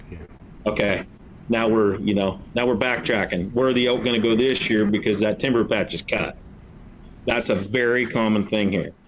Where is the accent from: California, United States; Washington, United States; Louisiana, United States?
Washington, United States; Aberdeen; my hometown of Aberdeen, Washington